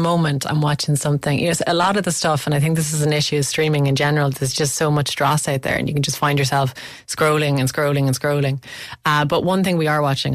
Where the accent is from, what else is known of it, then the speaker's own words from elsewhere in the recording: Limerick, Munster, Ireland; I'm from Limerick and so is Kate O'Brien, and she went to the same secondary school as me, Laurel Hill